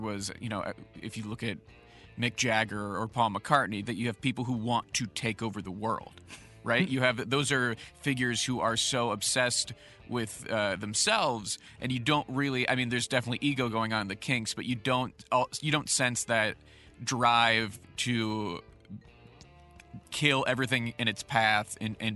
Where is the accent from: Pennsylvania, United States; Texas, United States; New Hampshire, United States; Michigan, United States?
Pennsylvania, United States; Pittsburgh; now in Los Angeles, United States; I grew up in Pittsburgh, Pennsylvania